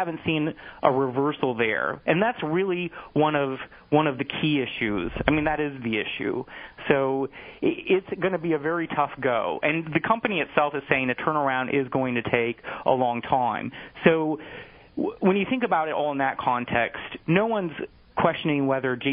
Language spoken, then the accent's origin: English; North Missouri, United States; now in New York City, United States; I'm from the Midwest, so I grew up in North Missouri.